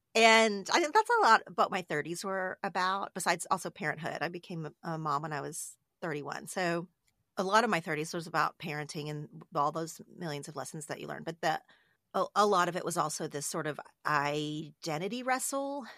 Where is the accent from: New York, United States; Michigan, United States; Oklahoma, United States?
Oklahoma, United States; moved away as an adult; now in Los Angeles, United States; I'm from Oklahoma, but I live in Los Angeles